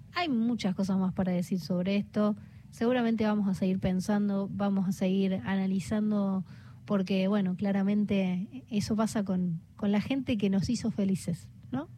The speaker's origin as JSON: {"language": "Spanish", "region": "Córdoba", "country": "Argentina", "said": "yo como cordobesa"}